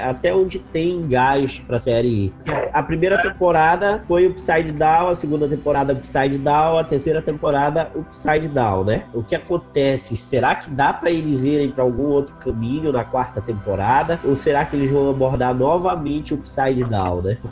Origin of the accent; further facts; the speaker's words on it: North Region, Brazil; accent: northern (sotaque do norte); o nosso sotaque do norte